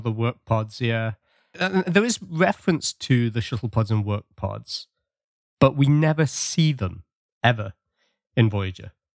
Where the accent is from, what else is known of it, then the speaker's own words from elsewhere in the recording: England, United Kingdom; now in Canada; I'm British, but I live in Canada.